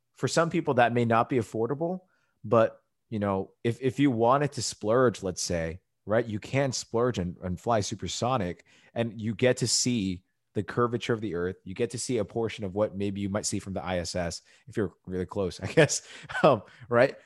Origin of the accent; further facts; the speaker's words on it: United States; we're American